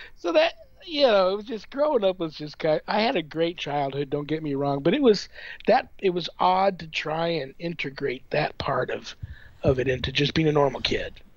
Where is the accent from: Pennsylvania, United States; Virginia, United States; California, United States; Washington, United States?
California, United States; Southern; moved away as an adult; now in Las Vegas, United States; I grew up in Southern California, uh, near like a canyon